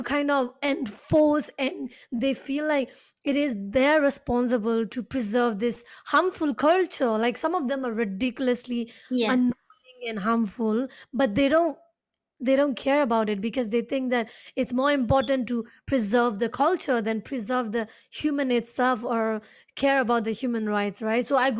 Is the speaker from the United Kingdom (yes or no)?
no; Myanmar; And because I grew up outside Nepal, right? Even though we both are Nepali, you grew up in Nepal and I grew up in Myanmar.